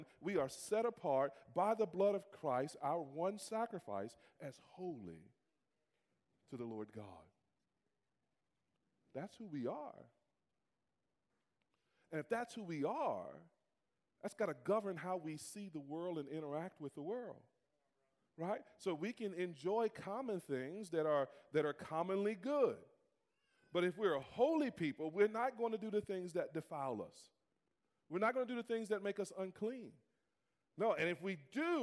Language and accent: English; United States; I'm African American